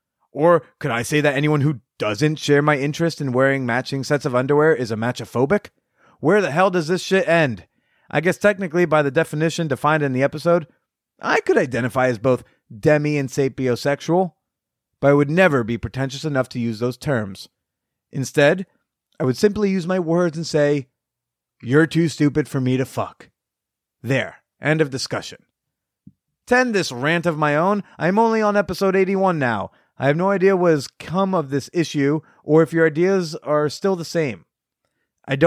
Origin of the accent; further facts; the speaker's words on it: the Bible Belt, United States; Now, as I just mentioned, I am from the Bible Belt. Sex before marriage is still deemed a hellbound sin here.